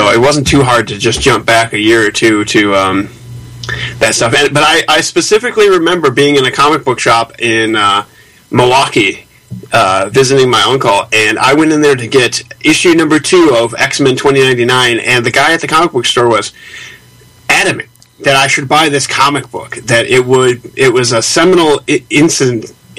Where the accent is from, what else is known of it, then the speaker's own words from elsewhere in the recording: Canada; Because why not? We're Canadian. We're wacky like that.